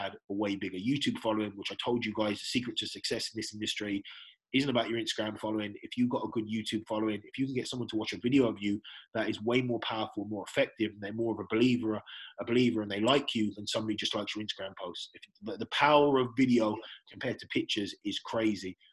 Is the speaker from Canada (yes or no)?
no; England, United Kingdom; now in Ireland; I'm originally from England